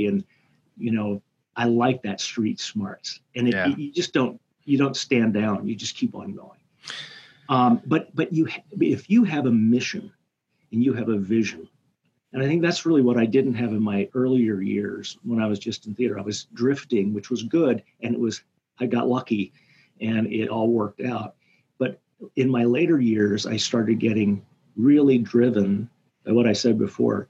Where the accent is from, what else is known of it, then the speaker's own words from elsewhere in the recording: United States; And end up being the American that year.